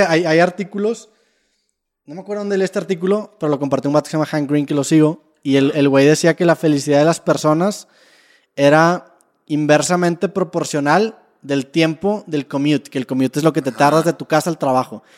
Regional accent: Monterrey, Nuevo León, Mexico; nosotros como regios

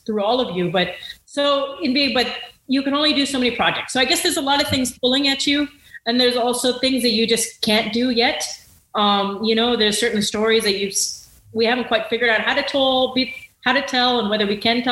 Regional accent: Rancho Cucamonga, California, United States; when I grew up in Rancho Cucamonga, I thought I was like a true blue American

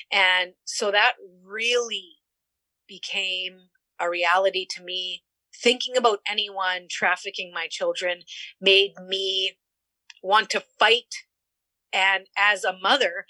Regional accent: Niverville, Manitoba, Canada; I was born and raised and stayed in a small town here in Niverville, Manitoba, Canada.

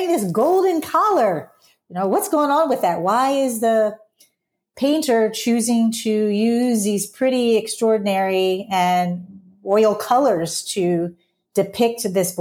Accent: Greenwood, Mississippi, United States; now in Pittsburgh, United States; I was born in Greenwood, Mississippi

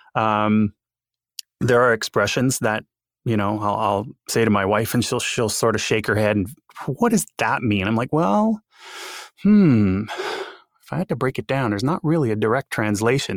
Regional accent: Montreal, Quebec, Canada; accent: French Canadian; first language English; I am French Canadian, having, having grown up in, uh, in Montreal and, uh, having that, uh, that accent, so to speak.

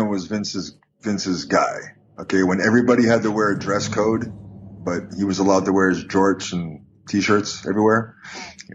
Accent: Canada; being Canadian

